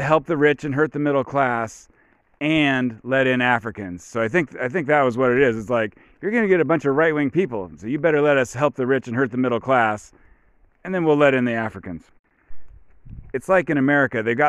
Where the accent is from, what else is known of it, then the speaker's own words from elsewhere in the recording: United States; I'm American